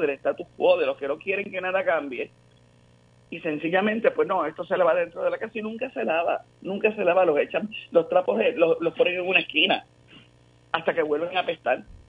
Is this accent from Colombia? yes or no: no; Puerto Rico; volver a hacer algo como, como puertorriqueños